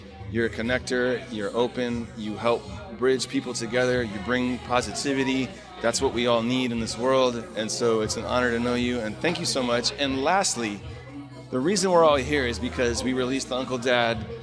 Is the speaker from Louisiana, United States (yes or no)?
yes; New Orleans, Louisiana, United States; also born or lived in Northern California; I'm from New Orleans and I'm a big New Orleans Saints fan